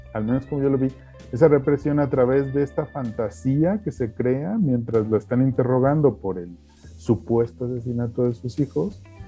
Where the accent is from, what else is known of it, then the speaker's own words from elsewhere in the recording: Mexico; como mexicanos